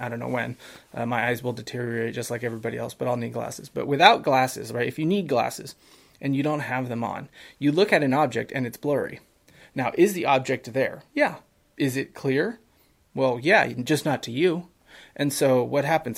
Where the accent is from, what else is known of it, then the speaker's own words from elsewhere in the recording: San Francisco, California, United States; I grew up in San Francisco